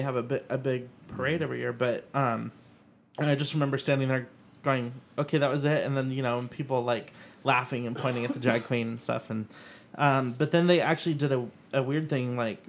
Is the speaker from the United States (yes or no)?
yes; Fresno, California, United States; now in San Diego, United States; Growing up in Fresno